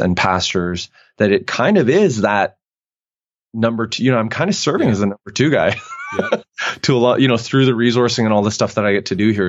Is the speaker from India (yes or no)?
no; Canada; moved away as an adult; now in United States; I'm Canadian